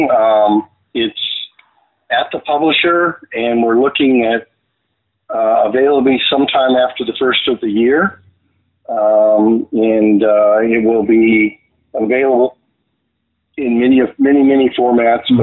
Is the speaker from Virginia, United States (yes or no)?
yes; Virginia, United States; also born or lived in Stuttgart, Germany; I was born in Stuttgart, Germany, um, son of a military family, and so I traveled all over the United States. But my dad was stationed in Virginia seven times, so I hmm. always called Virginia home.